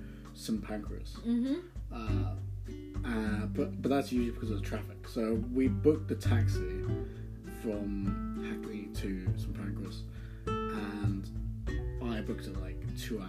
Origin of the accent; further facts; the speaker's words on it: Guatemala; born there; I was born in Guatemala in 1997.